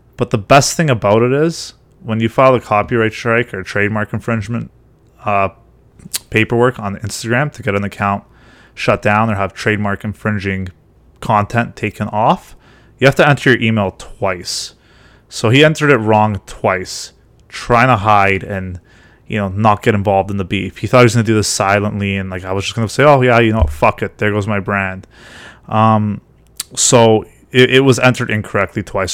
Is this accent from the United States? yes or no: no; Ontario, Canada; I'm from Ontario